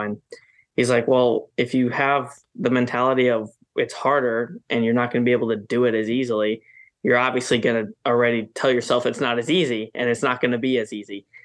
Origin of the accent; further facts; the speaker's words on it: Wisconsin, United States; now in North Carolina, United States; that's my home state.